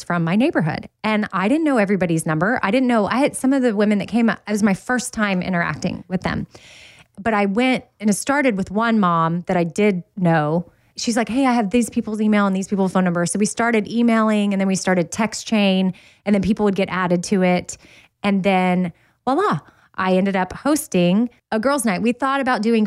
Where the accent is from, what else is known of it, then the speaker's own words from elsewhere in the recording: Austin, Texas, United States; the neighborhood where I grew up in Austin, Texas